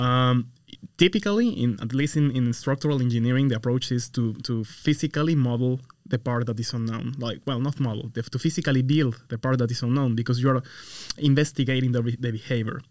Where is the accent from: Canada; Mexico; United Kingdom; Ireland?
Mexico; moved away as an adult; now in United States; I come from Mexico. I originally did my, my bachelor and my master's over there.